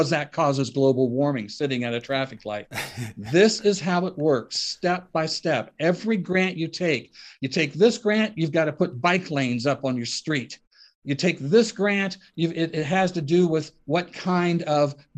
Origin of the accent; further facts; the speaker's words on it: Ohio, United States; my hometown in Ohio has a square in the center of town